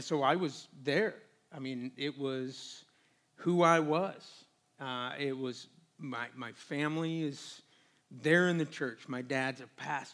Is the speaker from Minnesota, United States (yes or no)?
no; Portland, Oregon, United States; moved away as an adult; now in Phoenix, United States; originally from the Northwest, just outside of Portland